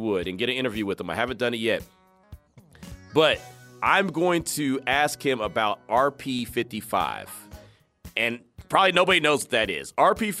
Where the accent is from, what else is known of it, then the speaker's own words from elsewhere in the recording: Pittsburg, California, United States; now in Las Vegas, United States; My hometown. That's my real for real hometown. 20 Oak Ridge Court. That was my address.